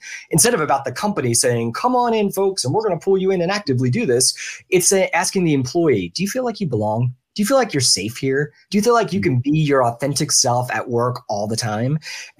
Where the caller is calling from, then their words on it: Orlando, Florida, United States; I am in sunny Orlando, Florida, at least sunny for now until we get our 3 o'clock rain shower.